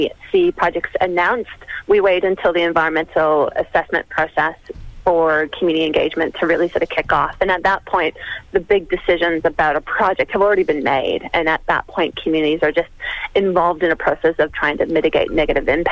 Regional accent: Canada; now in Melbourne, Australia; as a Canadian myself

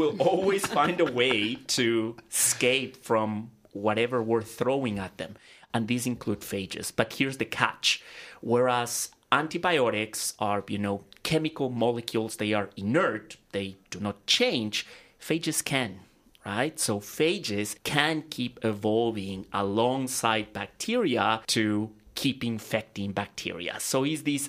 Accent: Ecuador; moved away as an adult; now in Australia; I'm originally from Ecuador, and back in Ecuador, I graduated as a medical doctor

